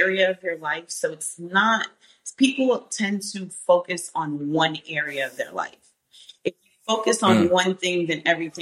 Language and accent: English; Boston, Massachusetts, United States; also born or lived in New York; I was born in New York, but I was raised in Boston. So I'm from Dorchester